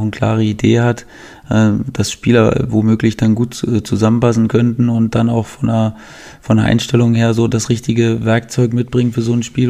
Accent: Germany; Als, als, Deutscher

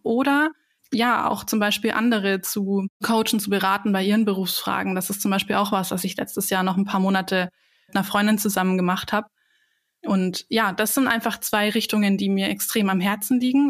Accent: Bavaria, Germany; ich komme ja aus, aus Bayern

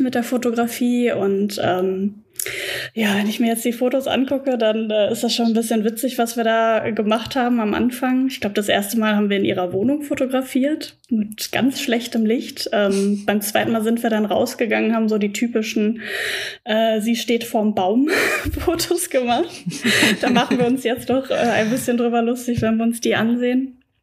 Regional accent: Sauerland, North Rhine-Westphalia, Germany; moved away as an adult; now in Dortmund, Germany; Ich komme gebürtig aber aus dem Sauerland, Grenze zum Sauerland

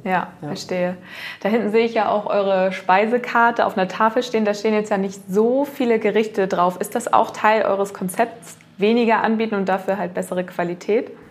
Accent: Schleswig-Holstein, Germany; ich gebürtige Schleswig-Holsteinerin bin

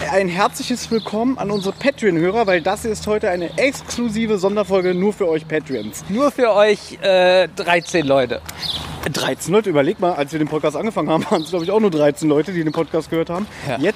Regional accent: Berlin, Germany; ein paar Meter von uns entfernt ist der U-Bahnhof Südstern, wo ich 21 Jahre meines Lebens ähm, gelebt habe, wo ich aufgewachsen bin.

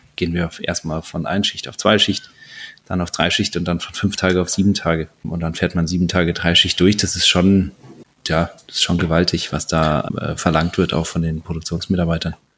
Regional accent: Saarland, Germany; moved away as an adult; also born or lived in Bruchsal; now in Munich, Germany; ich bin ein gebürtiger Saarländer, wohne jetzt äh, in München mit meiner Frau.

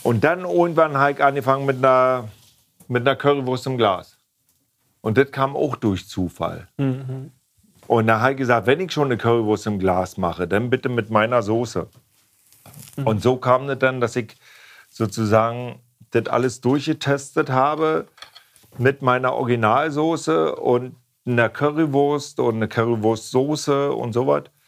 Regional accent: East Germany, Germany; Ich komme ja aus dem Osten

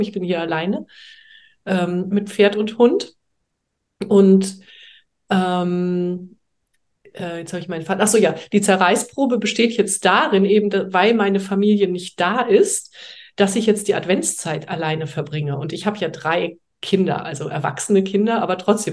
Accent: Heidelberg, Baden-Württemberg, Germany; moved away as an adult; also born or lived in Hamburg; now in France; ursprünglich komme ich aus Heidelberg

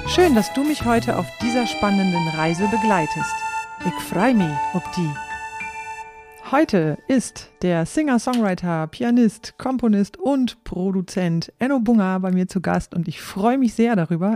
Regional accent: East Frisia, Lower Saxony, Germany; moved away as an adult; ich stamme aus Ostfriesland.

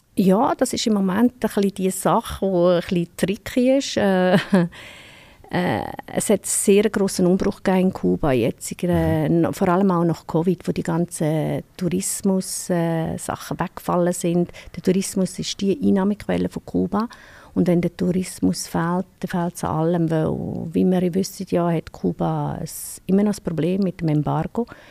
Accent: Switzerland; bei uns in der Schweiz

